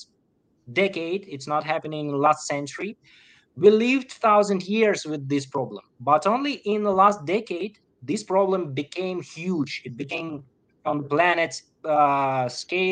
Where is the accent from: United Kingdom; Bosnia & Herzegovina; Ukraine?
Ukraine; I'm from Ukraine. I'm living in the middle of the war